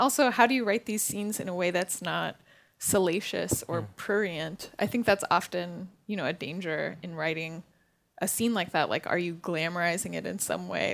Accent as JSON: {"language": "English", "region": "California", "country": "United States", "tie": "born or raised there", "said": "as someone growing up in California"}